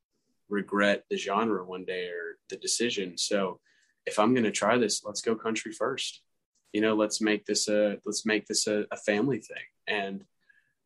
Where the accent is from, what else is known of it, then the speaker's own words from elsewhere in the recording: Marietta, Georgia, United States; I was born in Marietta, Georgia, small town